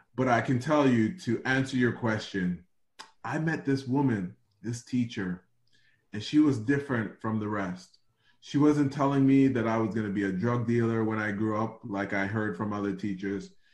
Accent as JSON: {"language": "English", "town": "Toronto", "region": "Ontario", "country": "Canada", "tie": "born or raised there", "said": "this snotty nosed kid from Rexdale who had no money"}